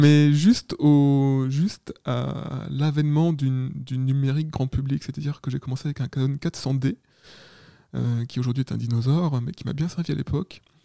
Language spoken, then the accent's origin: French; Paris region, Île-de-France, France; also born or lived in Caen; je viens de région parisienne.